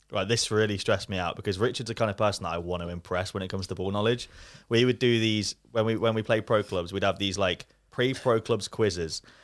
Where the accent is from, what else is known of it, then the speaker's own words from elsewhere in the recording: Leicester, East Midlands, United Kingdom; also born or lived in Bury; I grew up in Leicester